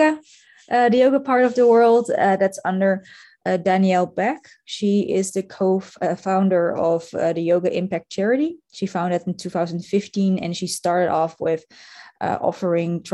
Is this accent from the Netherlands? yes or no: yes; Netherlands; now in Munich, Germany; I come originally from the Netherlands, but I live and work now in Germany with my husband.